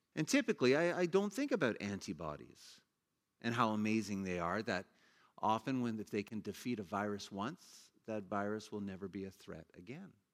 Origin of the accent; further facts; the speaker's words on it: Ontario, Canada; I grew up in Ontario as a kid.